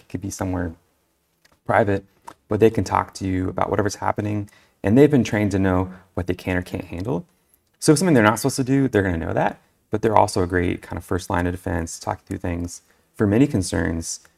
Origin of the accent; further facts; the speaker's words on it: California, United States; now in New Mexico, United States; I'm originally from California.